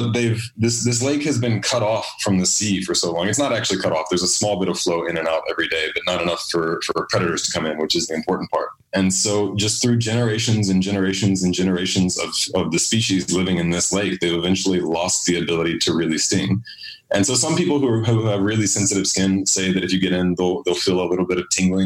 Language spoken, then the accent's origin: English; United States; first language English; I'm an American